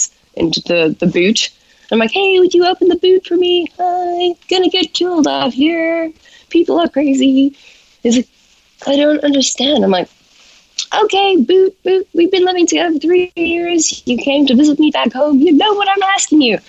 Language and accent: English; South Africa; accent: South African; moved away as an adult; now in Los Angeles, United States; growing up in South Africa